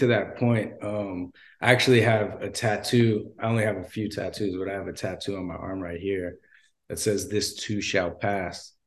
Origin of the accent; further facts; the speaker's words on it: Los Angeles, California, United States; I'm from Los Angeles, L A native